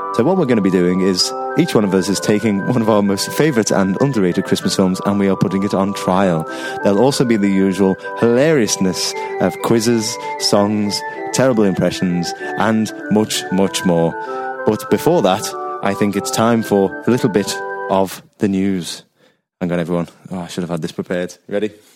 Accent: Liverpool, North West England, United Kingdom; we are four lads from Liverpool

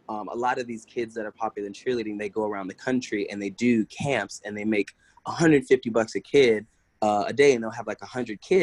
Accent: Kingstree, South Carolina, United States; born there; so I was born in South Carolina uh, small town of Kingstree, uh, literally like there's like three stoplights.

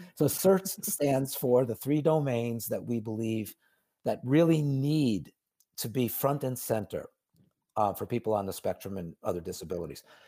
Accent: New York City, New York, United States; I grew up in New York, so I know the city well

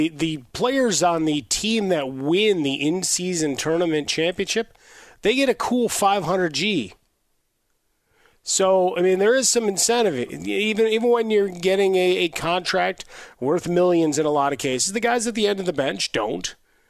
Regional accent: Chicago, Illinois, United States; It's like when I was growing up in Chicago. It's like, are we canceled for snow? No. Get on the bus.

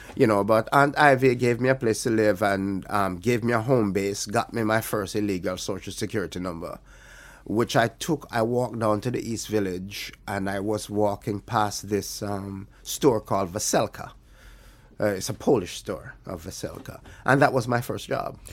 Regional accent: Alligator Pond, Jamaica; moved away as an adult; also born or lived in Kingston, Jamaica; I grew up in, uh, in Alligator Pond

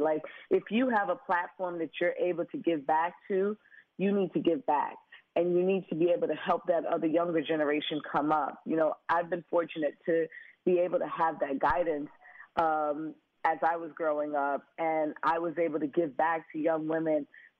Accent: Brooklyn, New York, United States; Me growing up in Brooklyn, I could have taken a different route.

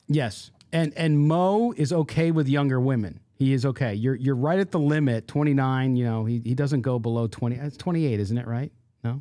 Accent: San Diego, California, United States; born or raised there

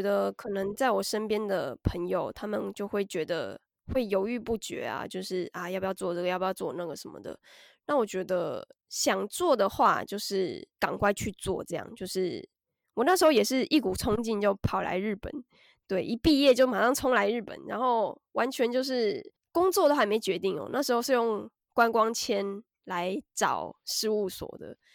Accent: Taiwan; moved away as an adult; now in Japan; 小时候在台湾看的日剧

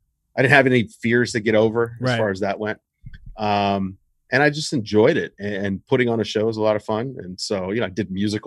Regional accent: the South, United States; I mean, I grew up in the South, but far enough north that I got WWF and NWA.

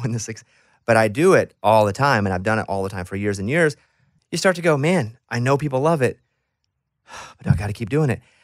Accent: Mountain Pine, Arkansas, United States; moved away; I grew up in Arkansas

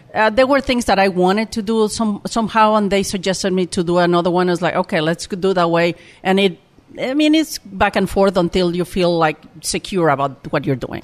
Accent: Mexico City, Mexico; English is a second language; moved away as an adult; also born or lived in Oaxaca; I born, I was born in Mexico City

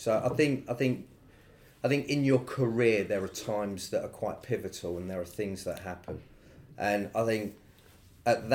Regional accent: London, United Kingdom; we grew up in the East End.

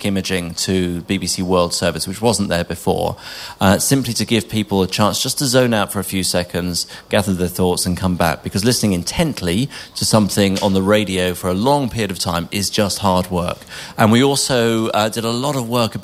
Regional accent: England, United Kingdom; moved away as an adult; now in Scotland; When I came to Scotland as an Englishman

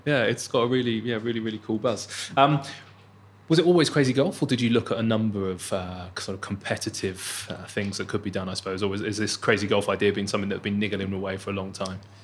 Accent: Bournemouth, South West England, United Kingdom; I'm from the seaside, so I'm laughing because I'm from Bournemouth

